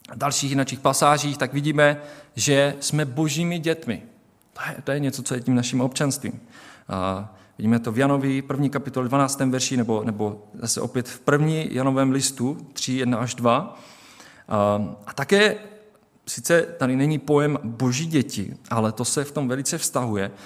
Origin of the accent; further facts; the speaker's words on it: Czechia; my tady v České republice jako Češi